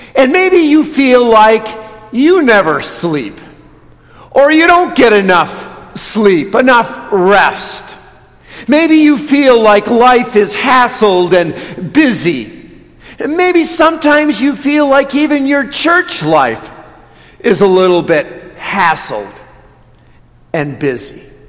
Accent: Watertown, Wisconsin, United States; moved away; I grew up in Watertown

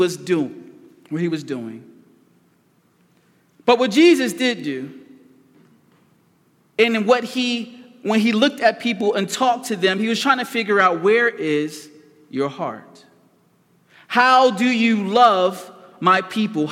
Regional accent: Philadelphia, Pennsylvania, United States; I was raised in North Philadelphia

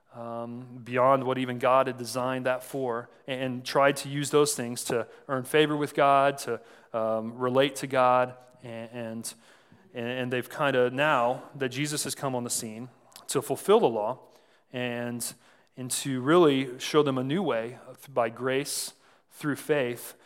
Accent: San Antonio, Texas, United States; moved away as an adult; also born or lived in Saint Charles, Missouri; I was born in San Antonio and ended up going to college here in the Midwest

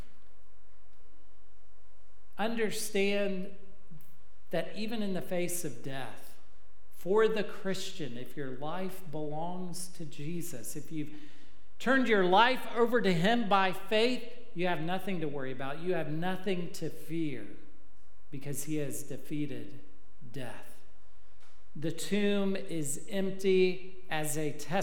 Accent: Texas, United States; I'm from Texas

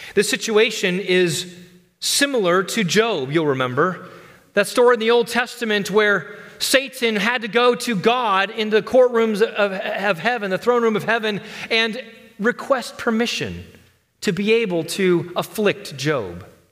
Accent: United States; as American Christians

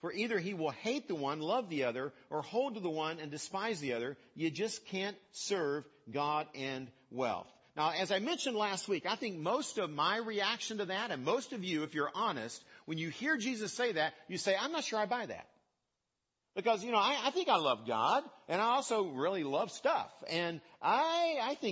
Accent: West Virginia, United States; I grew up in West Virginia

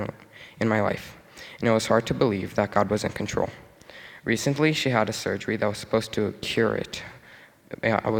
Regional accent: Brazil; now in Canada; I'm originally from Brazil, and I came to Canada a little over 6 years ago.

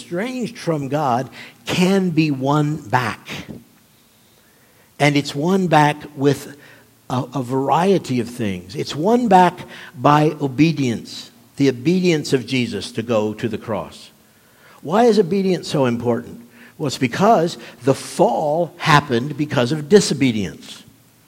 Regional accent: Nuremberg, Bavaria, Germany; moved away; growing up in Germany, living in Nuremberg, where the Nuremberg trials had taken place

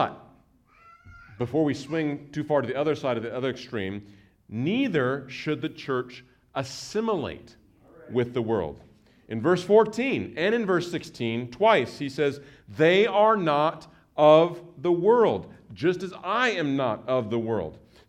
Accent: Nebraska, United States; moved away; I grew up in Nebraska, and I grew up in a Mennonite church that had that tendency to kind of build the Christian fort and isolate themselves from the world.

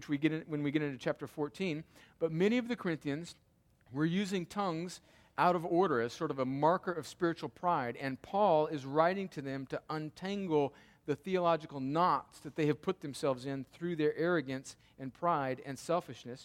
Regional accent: United States; we're such individuals as American Christians.

